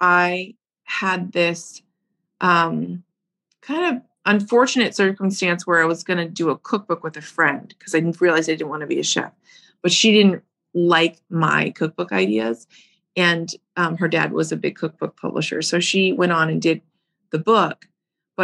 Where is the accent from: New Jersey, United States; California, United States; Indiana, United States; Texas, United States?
Indiana, United States; Fort Wayne; now in Chicago, United States; I grew up in the Midwest in Indiana, Fort Wayne, Macedonian household